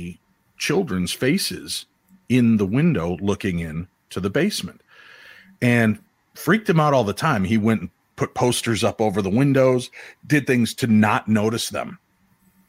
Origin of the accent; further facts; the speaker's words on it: Illinois, United States; I grew up in Illinois